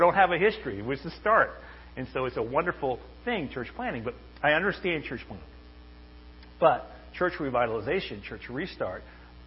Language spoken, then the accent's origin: English; Maine, United States; I'm originally from Maine